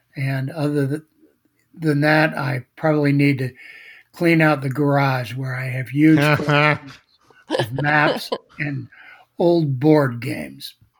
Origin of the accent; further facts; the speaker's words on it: Cincinnati, Ohio, United States; now in Florida, United States; I grew up in Cincinnati, Ohio. So that makes me like most Floridians. I'm from Ohio